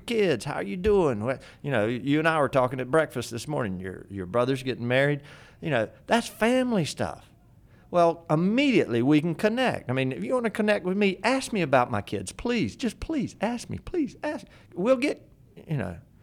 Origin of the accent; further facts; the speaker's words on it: Fayetteville, North Carolina, United States; my hometown, Fayetteville, North Carolina